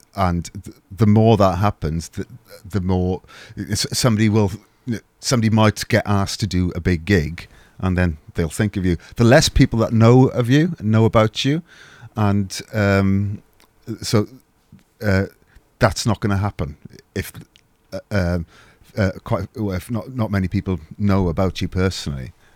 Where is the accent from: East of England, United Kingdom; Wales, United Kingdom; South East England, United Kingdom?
Wales, United Kingdom; I'm Welsh